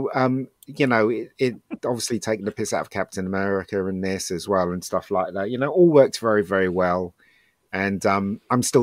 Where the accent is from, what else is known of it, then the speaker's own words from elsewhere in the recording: United Kingdom; we're British